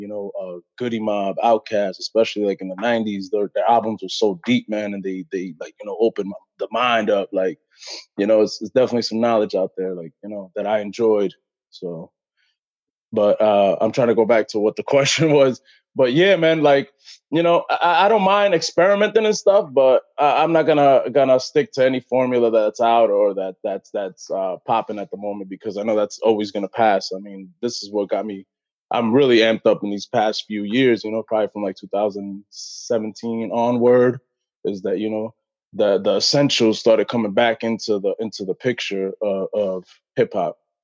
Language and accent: English; Brentwood, New York, United States; I'm from Brentwood, New York